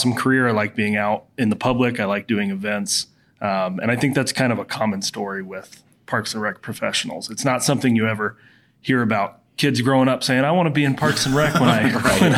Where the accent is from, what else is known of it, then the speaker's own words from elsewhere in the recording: Flagstaff, Arizona, United States; moved away as an adult; now in Tucson, United States; So I grew up in Flagstaff, Arizona. So I've been an Arizona resident my whole life.